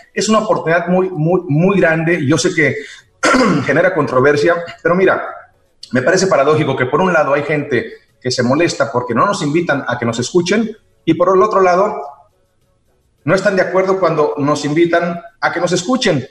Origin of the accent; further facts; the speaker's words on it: Xicoténcatl, Tamaulipas, Mexico; also born or lived in Ciudad Mante, Tamaulipas / New York / Mexico City / Miami; now in Los Angeles, United States; Yo nací en Ciudad Mante, Tamaulipas, y crecí en Jicotencal, Tamaulipas